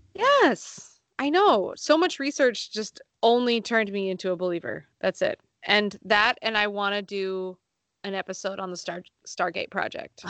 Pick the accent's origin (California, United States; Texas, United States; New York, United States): California, United States; Sonoma County; I'm from Sonoma County, so there are lots of open roads